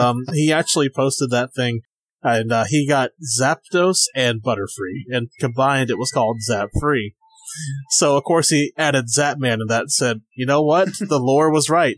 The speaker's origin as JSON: {"language": "English", "region": "South Carolina", "country": "United States", "also_born_or_lived": "Virginia", "moved": "as an adult", "said": "I lived in Virginia for um six years. I'm originally from South Carolina, and I'm back here now."}